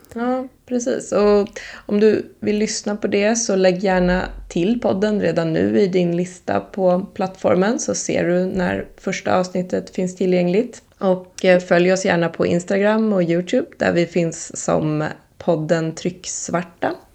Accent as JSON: {"language": "Swedish", "town": "Lidingö", "region": "Stockholm County", "country": "Sweden", "tie": "born or raised there", "said": "jag är uppvuxen på Lidingö"}